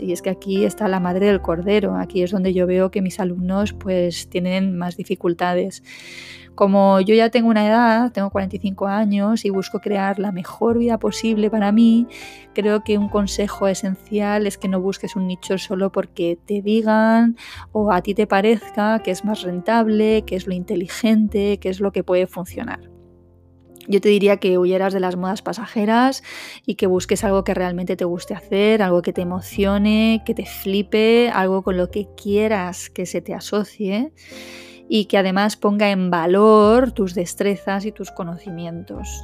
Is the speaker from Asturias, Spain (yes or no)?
no; Madrid, Community of Madrid, Spain; moved away as an adult; now in Málaga, Spain; dejar atrás la abogacía en Madrid, que es donde yo me crié, aunque soy malagueña de nacimiento